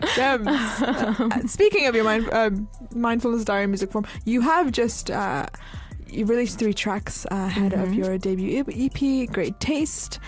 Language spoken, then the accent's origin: English; United Kingdom; also born or lived in Turkey; as a British people